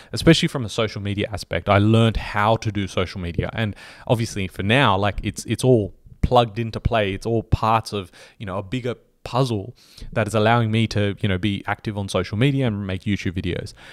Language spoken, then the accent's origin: English; Australia; we're Australian